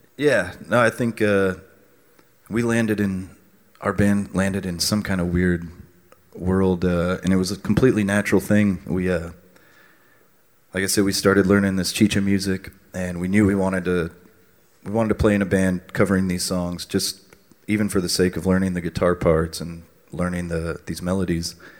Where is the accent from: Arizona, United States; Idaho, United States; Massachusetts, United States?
Arizona, United States; Tucson; growing up in Tucson